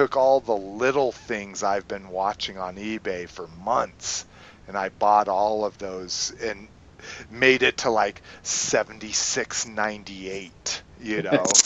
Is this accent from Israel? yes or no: no; New Mexico, United States; I'm from New Mexico, where I spent basically my entire high school cruising.